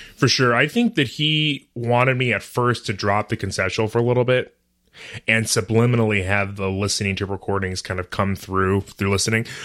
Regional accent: Brighton, Michigan, United States; also born or lived in Detroit, Michigan; I was born in Detroit, Um, I was raised in a town called Brighton, which is a suburb of Ann Arbor

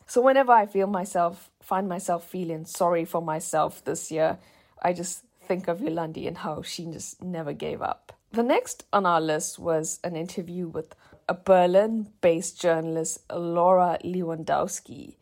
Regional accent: South Africa; moved away; South Africa, my home country.

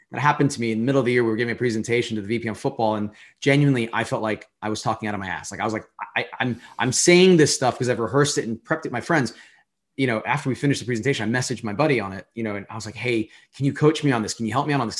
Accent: United States; as an American

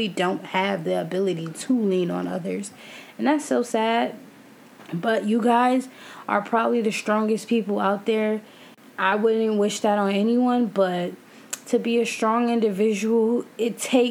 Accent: New York, United States; I'm from New York

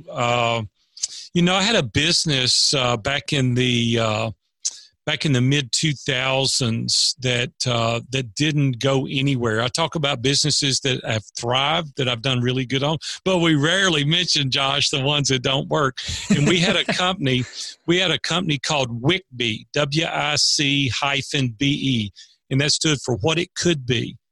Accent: Nashville, Tennessee, United States; I grew up in Nashville, Tennessee. I've been here almost 60 years now.

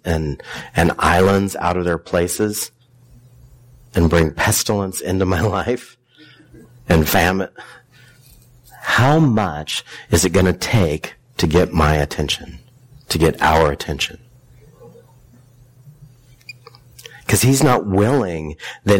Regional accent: near Hanford, Washington, United States; I grew up near Hanford

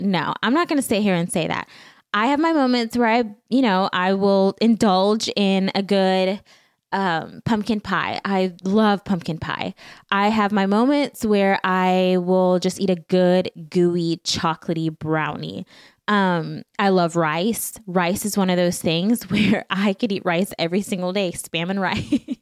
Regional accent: Belize; moved away; Back home, growing up in Belize, there is not much necessarily

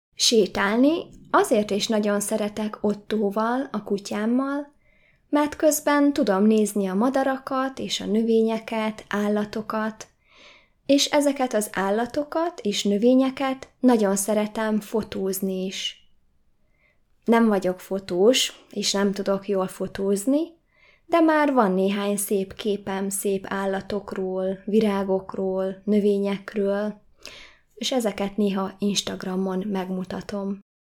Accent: Hungary; Magyar vagyok, és Magyarországon élek.

